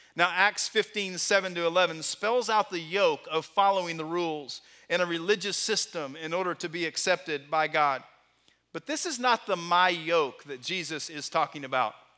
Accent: Texas, United States; Growing up in Texas

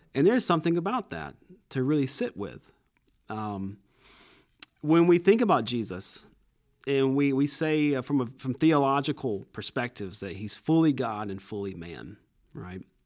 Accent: Cordele, Georgia, United States; I'm originally from Cordial, Georgia

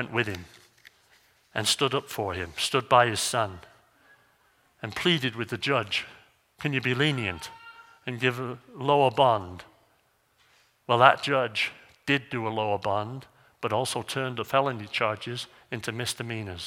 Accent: North Wales, United Kingdom; now in Missoula, United States; Where I grew up over in North Wales, they have like 55 to 65 inches of rain

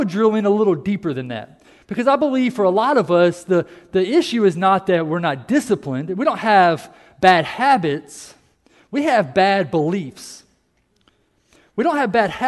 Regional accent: United States; we are an American

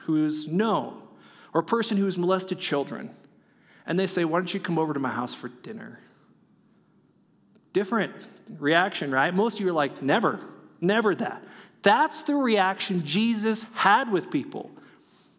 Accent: California, United States; moved away; I'm from California

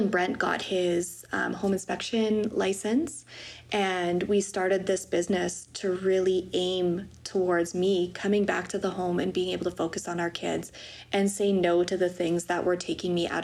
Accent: Wetaskiwin, Alberta, Canada; also born or lived in Peace River, Alberta; I grew up in Wetaskiwin, Alberta.

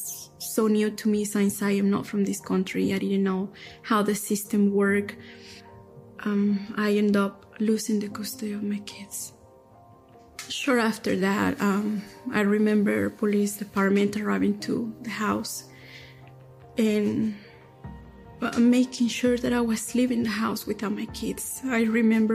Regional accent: Durango, Mexico; moved away as an adult; now in United States; I am from Durango, Mexico. I came to this country in 2005

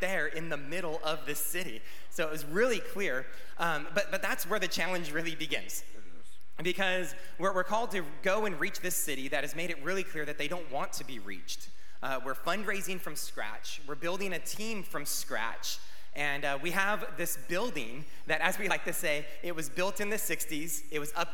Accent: California, United States; now in Arizona, United States; We're from California

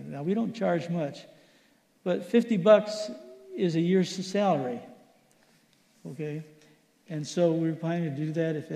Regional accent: Philippines; I grew up in the Philippines. That's the kind of food I like.

